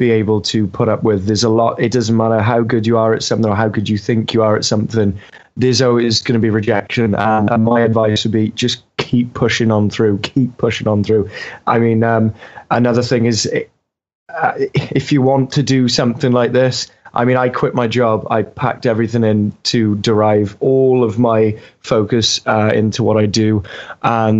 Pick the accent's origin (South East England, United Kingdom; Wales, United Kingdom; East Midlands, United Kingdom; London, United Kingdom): Wales, United Kingdom; As a Welshman